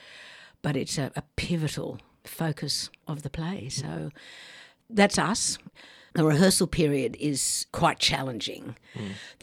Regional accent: Tamworth, New South Wales, Australia; I grew up in Tamworth, a centre of country and western music, or country music.

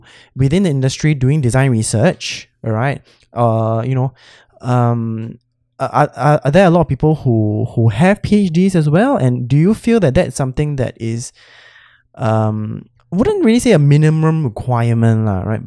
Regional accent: Singapore; as a Singaporean

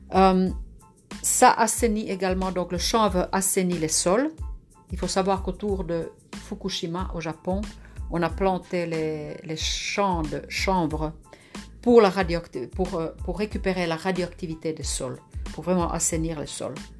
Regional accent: Lapland, Finland; moved away; je suis née dans le Grand Nord en Finlande, près de la nature, avec les animaux

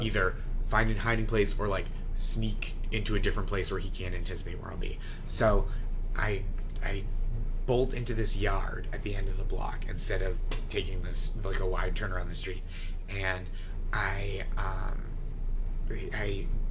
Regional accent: Stoneham, Massachusetts, United States; I grew up in Stoneham, Massachusetts

